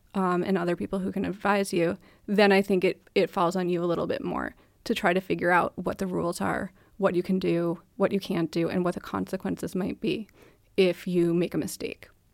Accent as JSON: {"language": "English", "country": "United States", "moved": "yes", "lives_now": "Denmark", "said": "I'm American, here I am in Denmark"}